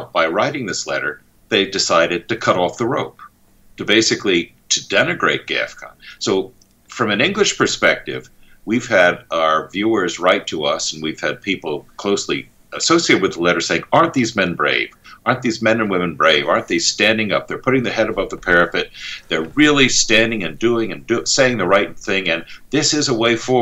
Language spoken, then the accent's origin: English; United States; I'm also an American.